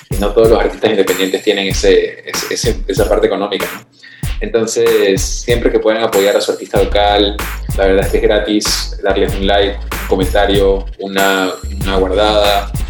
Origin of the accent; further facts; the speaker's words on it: Venezuela; also born or lived in New York, United States; now in Panama; Yo soy originalmente de Venezuela, aunque ahora estoy radicado en Panamá, mis papás son de Perú, eh, viví seis años en Nueva York, soy un poquito de todos lados y de ningún lado del todo.